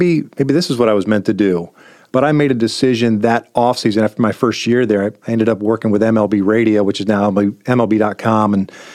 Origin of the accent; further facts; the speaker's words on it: Kansas City, Missouri, United States; I grew up in Kansas City